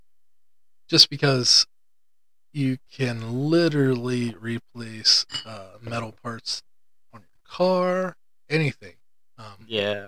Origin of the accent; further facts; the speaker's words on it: United States; we're American